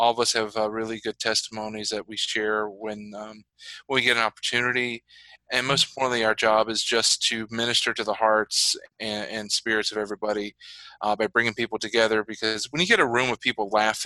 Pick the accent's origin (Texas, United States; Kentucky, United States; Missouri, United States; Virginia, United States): Virginia, United States; also born or lived in Chicago, Illinois; my story really starts in Virginia. I grew up down south. I was born in Chicago, but my family moved when I was young